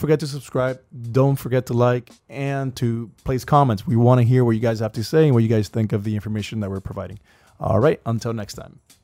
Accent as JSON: {"language": "English", "town": "Miami", "region": "Florida", "country": "United States", "said": "we're from Miami"}